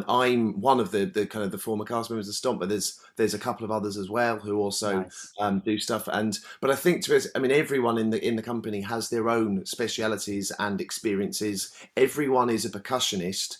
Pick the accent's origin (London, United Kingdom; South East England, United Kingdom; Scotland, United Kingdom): South East England, United Kingdom; Brighton; I'm from Brighton, where there's always been a lot of kind of music-y, arty stuff going on.